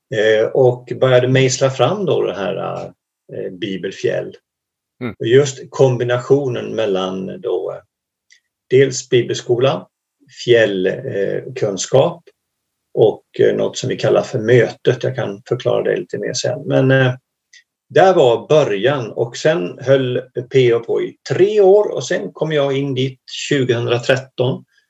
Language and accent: Swedish; Småland, Sweden; moved away as an adult; now in Hemavan, Sweden; jag är egentligen från början en gammal smålänning. Men har bott i Norrland i över tjugofem år